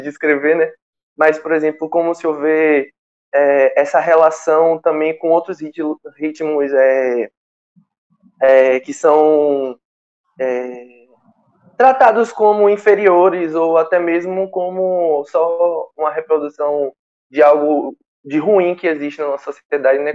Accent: Camamu, Bahia, Brazil; Sou natural de Camamu

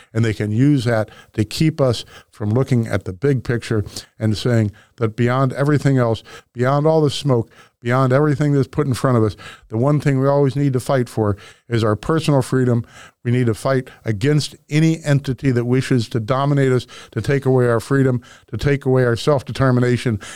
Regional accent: Webster Groves, Missouri, United States; where I grew up in Webster Groves, we had the Turkey Day football game

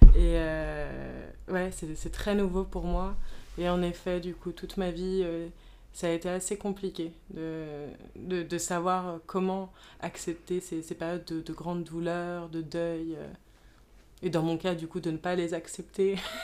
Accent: Paris, Île-de-France, France; j'ai grandi à Paris

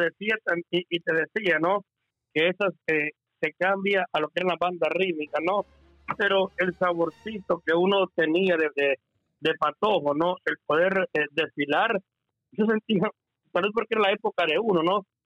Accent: Guatemala; now in United States; como Chapín

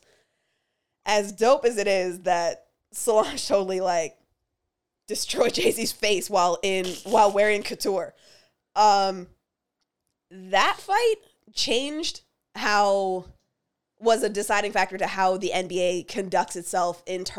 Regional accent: Windsor, Ontario, Canada; I grew up in Windsor

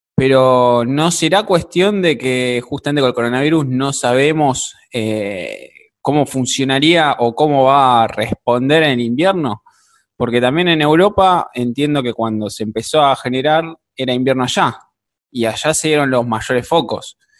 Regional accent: Argentina; como argentinos

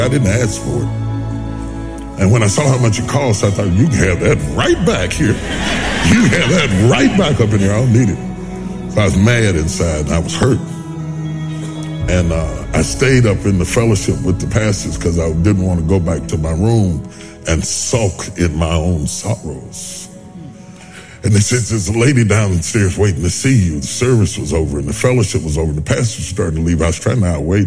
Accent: West Virginia, United States; I'm a country boy. I'm from West Virginia

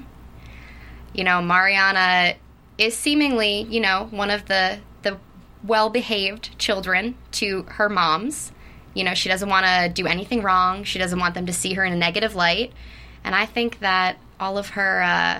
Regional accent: New Jersey, United States; I'm from Jersey

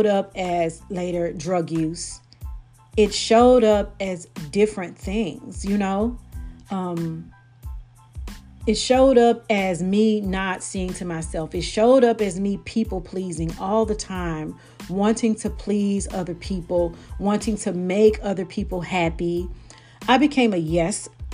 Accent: Brookhaven, Mississippi, United States; moved away; also born or lived in Bogalusa, Louisiana; I'm not from Bogalusa. I'm from Brookhaven, Mississippi.

